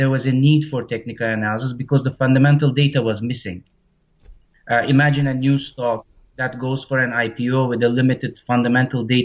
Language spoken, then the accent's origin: English; Istanbul, Turkey; moved away as an adult; now in Varna, Bulgaria; I'm very close to the town that I'm originally from, Istanbul.